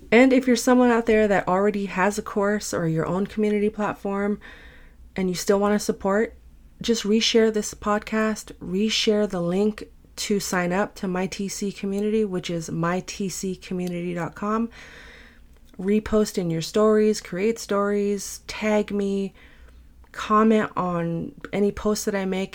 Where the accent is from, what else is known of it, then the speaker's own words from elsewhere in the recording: San Francisco, California, United States; I'm born and raised in San Francisco